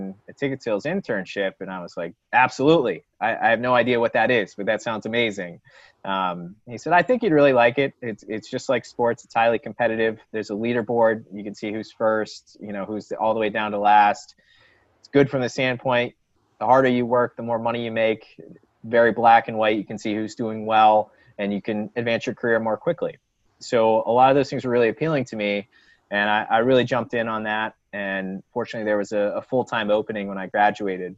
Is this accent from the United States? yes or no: yes; Dayton, Ohio, United States; moved away as an adult; now in Philadelphia, United States; I grew up in Dayton, Ohio, went to the University of Dayton there.